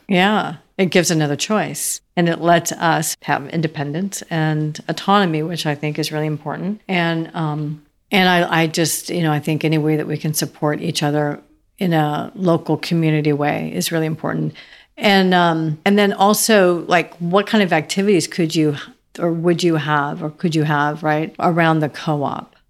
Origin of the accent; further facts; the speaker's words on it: Seattle, Washington, United States; also born or lived in Idaho / California; now in Nashville, United States; I grew up in Seattle and Idaho